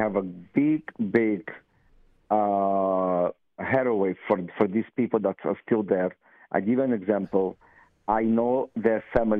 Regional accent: Russia; now in Israel; His father was carrying the suitcases from the bus to our apartment in 1970 when we came from Russia.

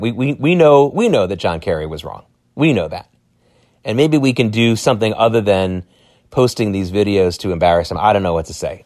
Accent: United States; as American Jews

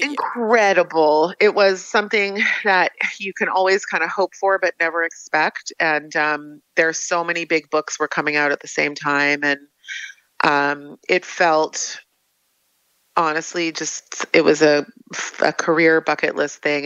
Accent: United States; now in Israel; I'm an American living in Israel

